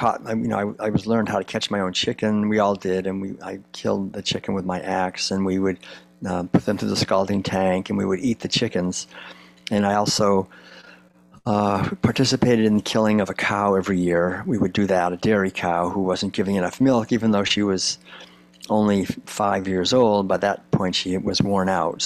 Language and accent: English; Concord, Massachusetts, United States; I grew up in Concord, Massachusetts back in the 1950s